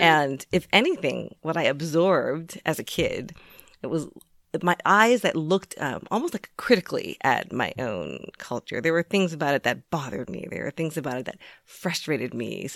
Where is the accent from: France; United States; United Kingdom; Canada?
United States; My parents were the first generation to come over from Korea, and then I was born here in the U S